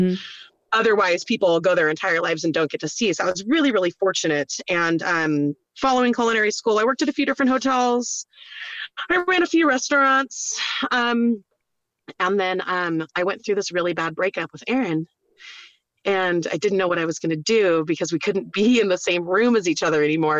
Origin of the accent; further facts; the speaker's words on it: Norco, California, United States; moved away as an adult; also born or lived in Roseburg, Oregon / Mammoth, California; I was born in Roseburg, Oregon, but I grew up in Norco, California